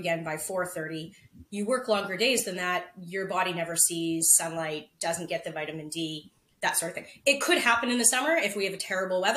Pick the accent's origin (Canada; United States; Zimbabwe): Canada; Prince Rupert, British Columbia; I was born in Prince Rupert with, if anybody knows where that is, it rains 300 days a year there.